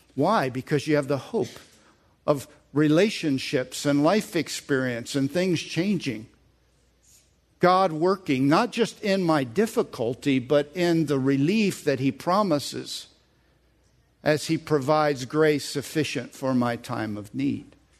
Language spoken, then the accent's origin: English; United States; I'm an American